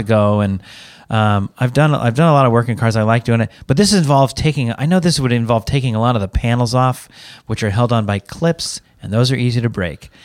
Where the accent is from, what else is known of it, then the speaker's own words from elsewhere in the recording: Seattle, Washington, United States; moved away; I'm from Seattle. It rains there